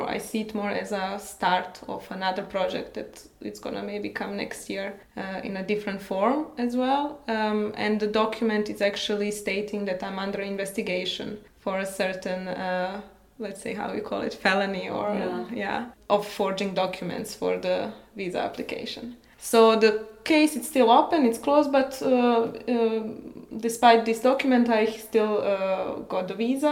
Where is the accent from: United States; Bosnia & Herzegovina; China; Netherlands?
Bosnia & Herzegovina; moved away as an adult; now in Berlin, Germany; I'm from Bosnia, by the way, and I moved to Berlin 3 years ago.